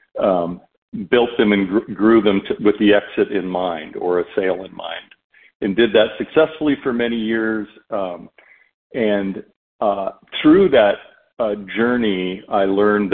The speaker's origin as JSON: {"language": "English", "country": "Canada", "tie": "born or raised there", "said": "growing up in Canada, my father played in the NHL as well"}